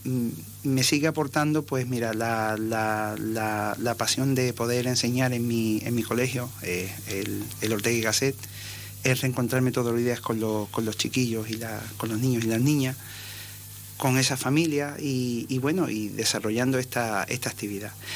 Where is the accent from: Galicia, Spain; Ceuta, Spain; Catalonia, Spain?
Ceuta, Spain; Yo soy ceutí de, nacimiento